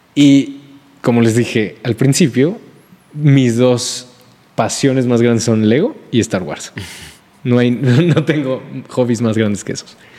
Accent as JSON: {"language": "Spanish", "country": "Mexico", "also_born_or_lived": "Puebla"}